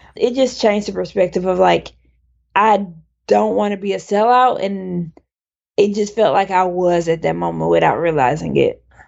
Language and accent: English; Childersburg, Alabama, United States; born or raised there; moved away as an adult; also born or lived in Dallas, Texas / Connecticut; now in Brooklyn, New York, United States